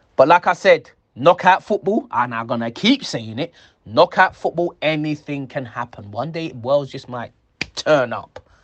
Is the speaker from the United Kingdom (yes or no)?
yes; England, United Kingdom; I'm English